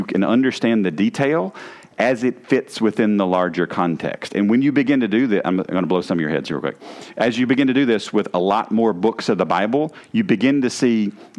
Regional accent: the South, United States; accent: southern; my southern accent

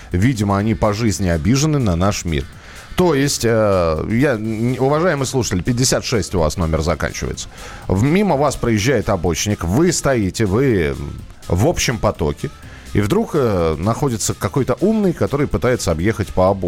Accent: Saratov, Saratov Oblast, Russia; Буквально 20 числа, вот я сам из Саратова

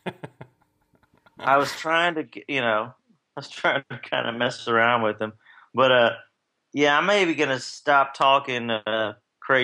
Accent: Kentucky, United States; now in Nashville, United States; growing up in Kentucky

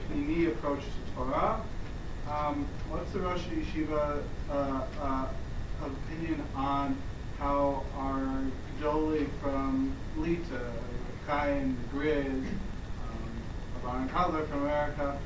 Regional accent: Western Massachusetts, United States; I'm from Western Massachusetts

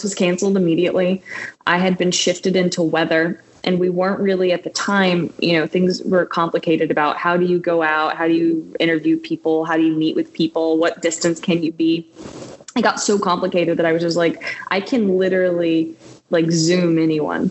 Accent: Texarkana, Texas, United States; moved away as an adult; also born or lived in Austin / Houston; now in San Diego, United States; I am from Texarkana, Texas, which is 3 hours outside of Dallas

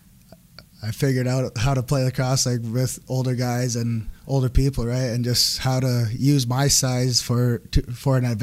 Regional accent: Six Nations, Ontario, Canada; I'm from Six Nations, Ontario. I mean, was born there, raised there.

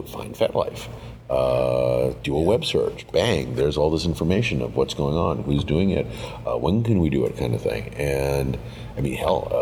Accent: New York City, New York, United States; I grew up in Soho. I grew up in, you know, Lower Manhattan

